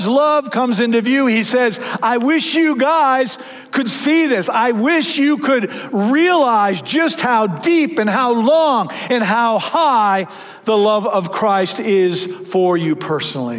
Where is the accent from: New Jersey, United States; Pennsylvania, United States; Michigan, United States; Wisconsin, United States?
Michigan, United States; moved away; I grew up in Michigan.